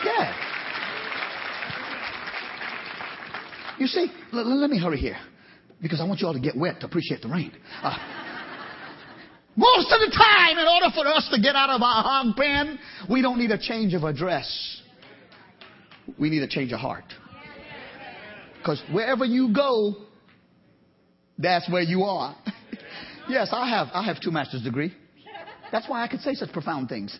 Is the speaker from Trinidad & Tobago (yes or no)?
yes; Trinidad & Tobago; now in Georgia, United States; I'm from Trinidad.